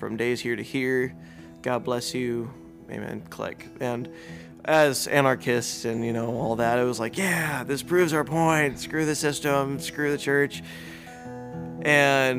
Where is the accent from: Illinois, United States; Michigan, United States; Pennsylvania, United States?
Illinois, United States; Chicago; moved away; I'm originally from Chicago, and even when I moved away from Chicago